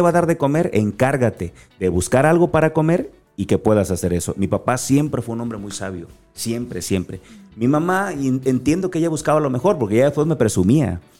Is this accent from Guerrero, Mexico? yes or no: yes; Acapulco, Guerrero, Mexico; accent: Acapulco; Así aprendí, porque yo soy acapulqueño. Y a lo mejor no notas mi acento